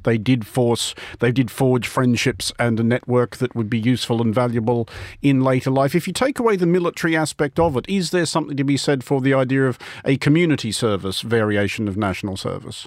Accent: Australia; I am Australian

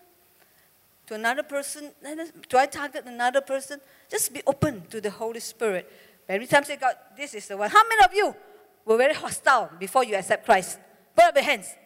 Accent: Malaysia; I'm from Malaysia

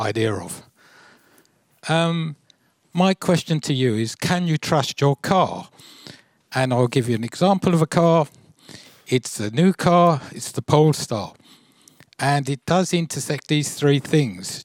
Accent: United Kingdom; now in Sweden; I was born in Britain and now I'm a Swedish citizen.

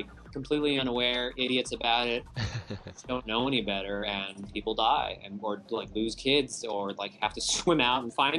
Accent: California, United States; also born or lived in Hawaii; oh, I was from Hawaii and I grew up in California, I must surf.

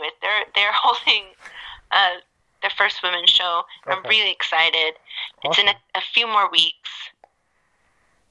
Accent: Oklahoma, United States; I grew up in Oklahoma

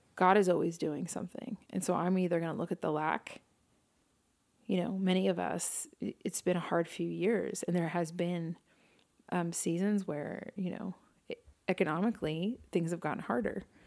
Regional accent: New York City, New York, United States; growing up in New York City

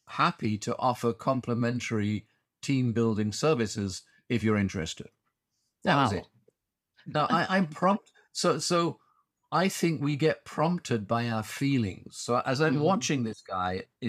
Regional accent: Huddersfield, Yorkshire and the Humber, United Kingdom; moved away as an adult; now in Singapore; My hometown football team, Huddersfield

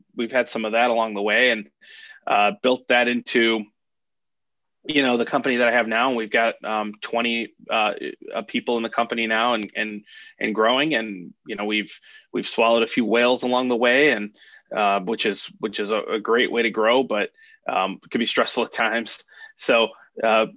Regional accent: Chicago, Illinois, United States; also born or lived in Harwood Heights, Illinois; now in Naperville, United States; I was born in the Bucktown neighborhood of Chicago

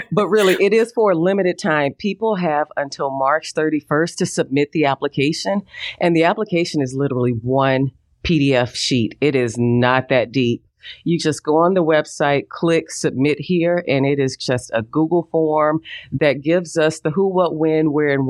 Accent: Jackson, Mississippi, United States; moved away as an adult; Jackson is my hometown. I was born and raised here.

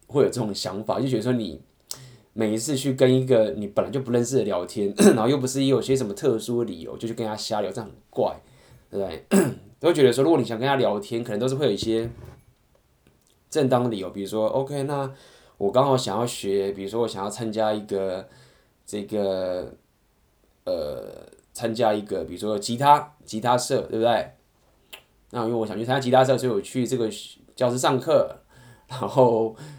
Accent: Taiwan; moved away; OK，然后我是台湾人，然后我刚好第一天来到了这个地方

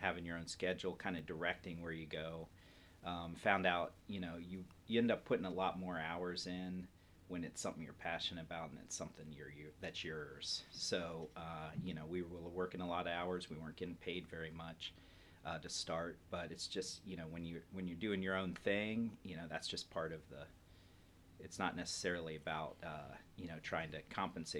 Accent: Columbus, Ohio, United States; I'm born and raised in Columbus, Ohio

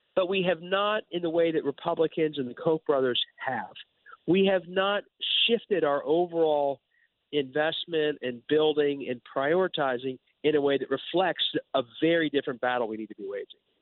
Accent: Ohio, United States; I'm from Ohio, which thought of as a moderate state

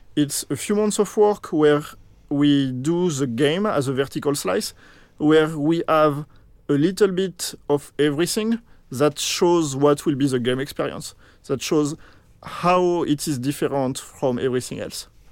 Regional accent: France; moved away; here I am French, so I come from France

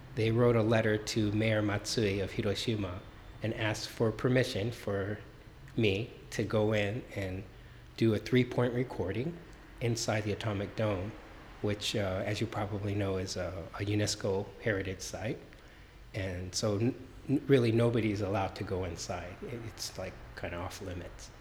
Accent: Los Angeles, California, United States; born and raised in Los Angeles

